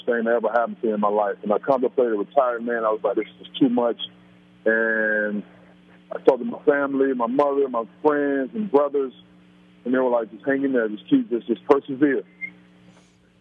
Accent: Orlando, Florida, United States; also born or lived in New York; I grew up in Florida, in Orlando

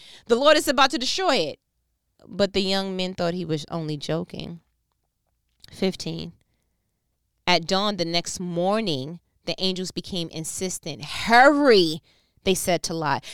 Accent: New York, United States; I'm from New York

